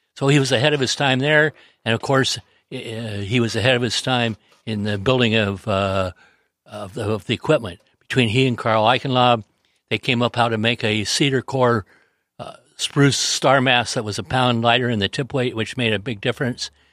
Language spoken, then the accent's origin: English; San Diego, California, United States; I grew up in the San Diego Yacht Club area where Lowell was the king